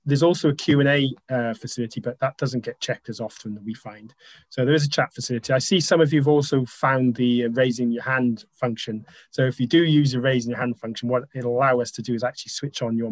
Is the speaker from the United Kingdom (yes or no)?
yes; Wales, United Kingdom; we're all Welsh